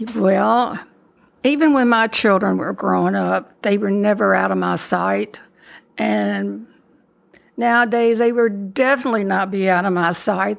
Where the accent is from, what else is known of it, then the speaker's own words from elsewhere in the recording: Louisville, Kentucky, United States; also born or lived in Danville, Kentucky; when I was two, we came to Louisville, and I've been here ever since.